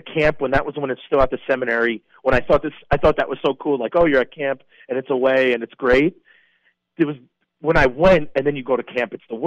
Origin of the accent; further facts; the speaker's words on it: New York, United States; also born or lived in Wisconsin; I'm a New Yorker at heart